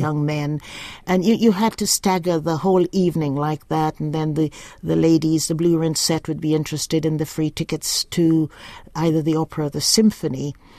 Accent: Mackenzie, Upper Demerara-Berbice, Guyana; now in New Zealand; I was born in the black section of a hospital in my little village of Mackenzie, and it's a bauxite town

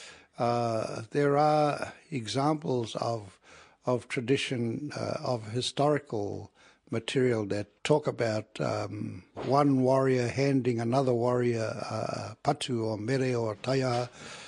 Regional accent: Matakana Island, Bay of Plenty, New Zealand; I'm from Matakana Island. I am 78 years old, and I've been living on this island for too many years

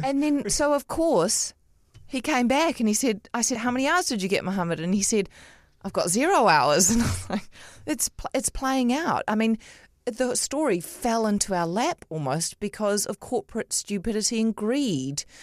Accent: Auckland, New Zealand; I grew up in Otahuhu

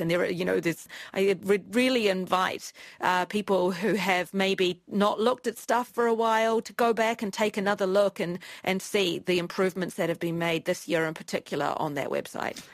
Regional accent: New Zealand; moved away as an adult; also born or lived in Washington, D.C., United States / Beijing, China; I've chosen to come back to New Zealand

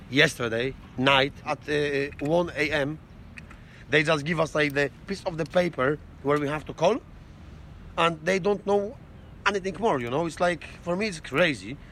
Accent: Poland; now in United Kingdom; I'm from Poland

